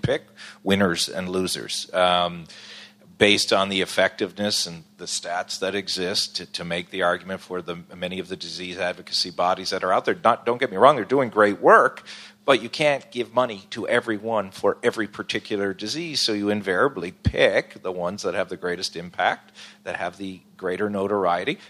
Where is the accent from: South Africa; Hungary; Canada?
Canada; Newfoundland and Labrador; I'm from Newfoundland